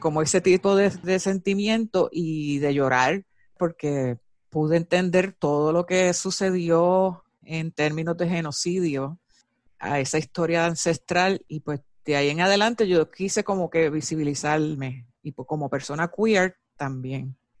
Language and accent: Spanish; Puerto Rico; moved away; also born or lived in California; me fui de Puerto Rico, que estuve en California por 10 años